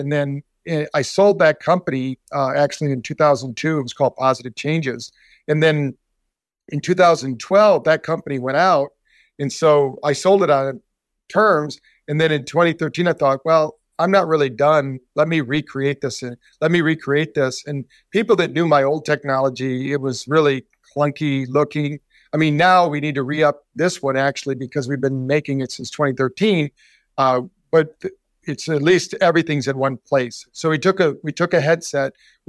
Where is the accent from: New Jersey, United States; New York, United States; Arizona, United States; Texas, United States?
Arizona, United States; Scottsdale; And a situation happened that they were stranded in my hometown of Scottsdale, Arizona.